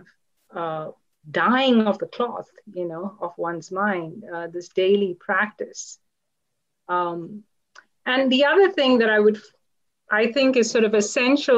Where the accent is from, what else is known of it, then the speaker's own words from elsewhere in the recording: Kolkata, West Bengal, India; I was born in Calcutta, India